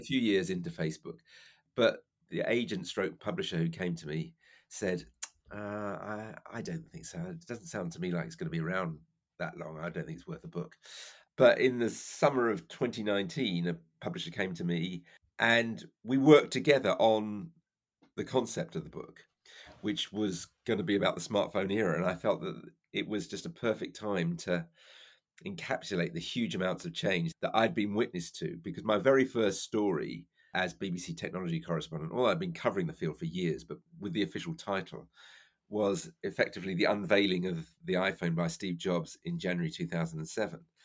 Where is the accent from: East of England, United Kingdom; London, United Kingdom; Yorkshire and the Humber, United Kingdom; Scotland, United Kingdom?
London, United Kingdom; also born or lived in Cardiff; I was brought up in South London